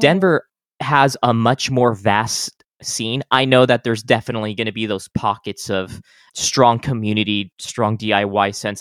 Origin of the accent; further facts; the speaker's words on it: El Paso, Texas, United States; moved away; I'm from El Paso